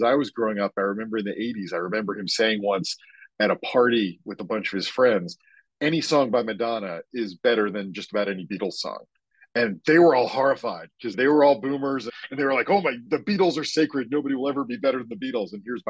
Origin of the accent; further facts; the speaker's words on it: Maryland, United States; Sure. I grew up just outside Baltimore, Maryland.